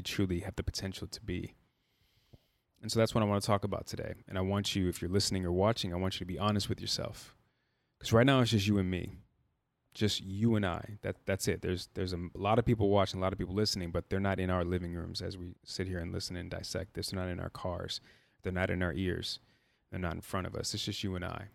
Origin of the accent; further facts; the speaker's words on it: Chicago, Illinois, United States; I'm from Chicago, born and raised, proud Chicagoan.